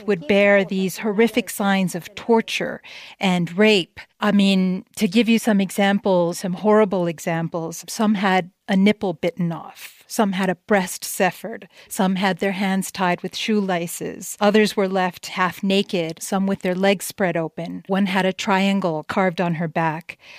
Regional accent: El Paso, Texas, United States; my hometown, El Paso, Texas

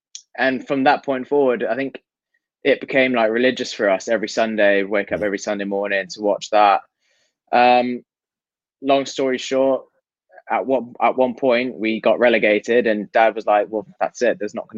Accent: Hong Kong; growing up in Hong Kong, it's always been top four.

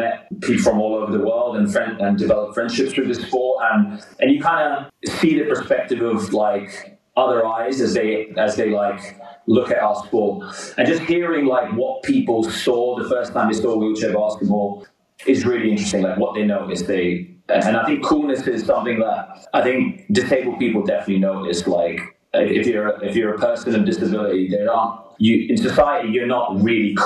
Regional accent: London, United Kingdom; I grew up in West London

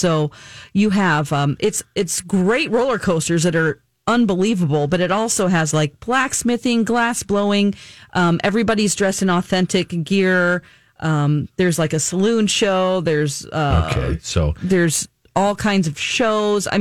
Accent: Ozark, Missouri, United States; moved away; also born or lived in California; I'm from 30 minutes up the road in Ozark.

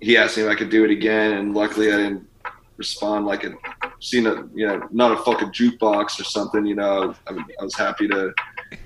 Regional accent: Washington, United States; growing up in Washington

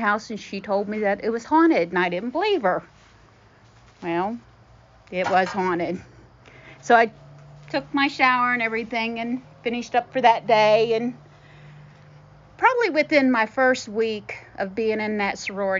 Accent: Morgantown, West Virginia, United States; I'm from Morgantown, West Virginia.

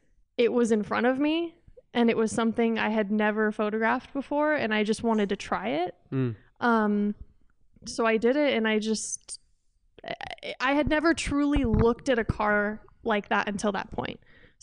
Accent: California, United States; I'm from the Bay Area.

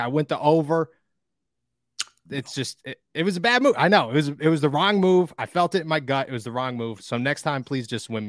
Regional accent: Scranton, Pennsylvania, United States; I grew up in Scranton. If you Google Scranton, it's the worst looking city of all time.

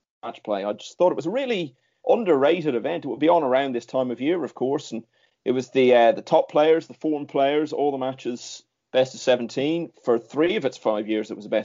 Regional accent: Ireland; growing up in Ireland at the time

